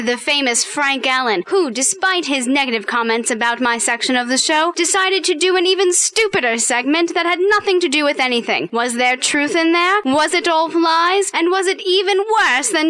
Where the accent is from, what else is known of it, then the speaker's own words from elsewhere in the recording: England, United Kingdom; now in United States; I'm from England.